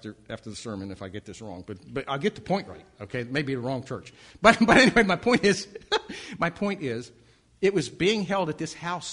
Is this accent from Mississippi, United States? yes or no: no; Baltimore, Maryland, United States; moved away